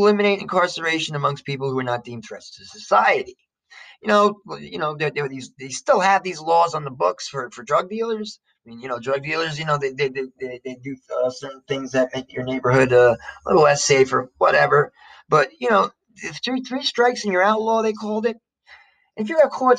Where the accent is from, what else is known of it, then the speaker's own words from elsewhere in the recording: Jersey City, New Jersey, United States; I'm an American from Jersey City